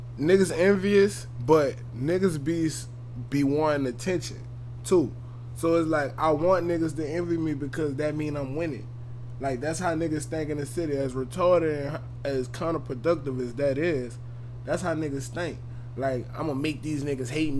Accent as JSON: {"language": "English", "town": "New Orleans", "region": "Louisiana", "country": "United States", "tie": "born or raised there", "said": "growing up in New Orleans"}